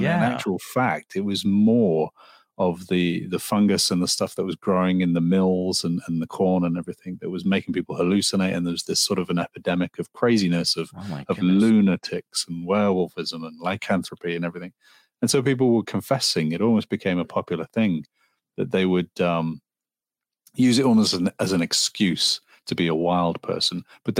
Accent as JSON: {"language": "English", "town": "Liverpool", "region": "North West England", "country": "United Kingdom", "tie": "born or raised there", "lives_now": "Los Angeles, United States", "said": "I was born in Liverpool, England, in the Northwest. {S4} Cool. Yeah. {S5} So yeah, I'm a Liverpoolian."}